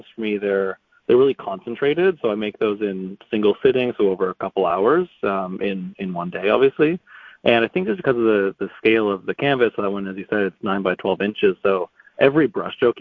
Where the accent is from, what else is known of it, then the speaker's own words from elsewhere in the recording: Toronto, Ontario, Canada; moved away as an adult; also born or lived in New York; now in Toronto, Canada; I grew up in Toronto